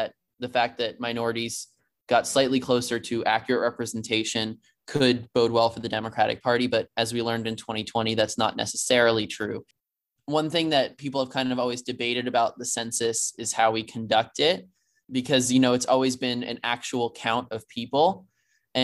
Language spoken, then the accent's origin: English; Georgia, United States; my home state of Georgia